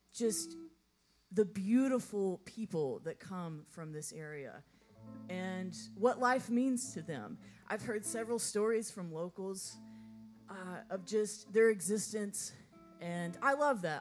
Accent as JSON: {"language": "English", "region": "Texas", "country": "United States", "tie": "born or raised there", "moved": "yes", "lives_now": "Nashville, United States", "said": "I'm originally from Texas, so I grew up on a ranch with animals"}